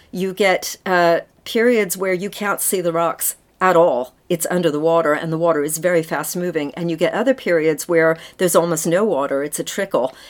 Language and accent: English; United States; now in United Kingdom; I'm an American